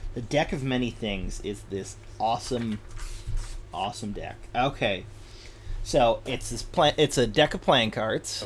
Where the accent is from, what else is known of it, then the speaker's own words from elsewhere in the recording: West Michigan, United States; now in Oregon, United States; I'm originally from West Michigan